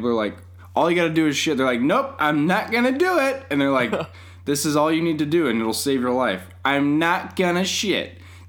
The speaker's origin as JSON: {"language": "English", "region": "Colorado", "country": "United States", "tie": "born or raised there", "also_born_or_lived": "California", "said": "I've lost my Colorado native credentials because I was born in California originally"}